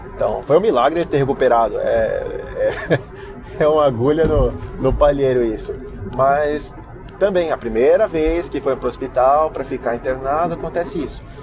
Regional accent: Brazil; now in United States; como brasileiros nós somos esperançosos

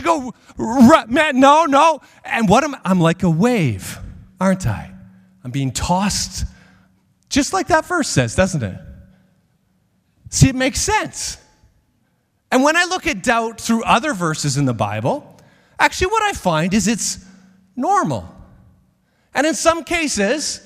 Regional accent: Regina, Saskatchewan, Canada; I grew up in Regina

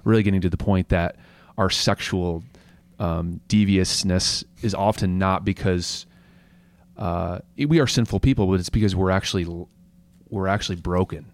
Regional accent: United States; as Christians and as really as, as a American culture

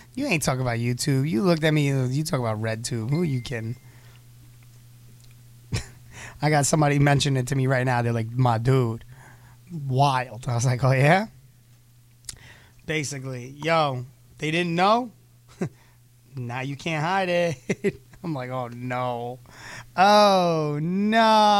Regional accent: the South, United States; I'm from the South.

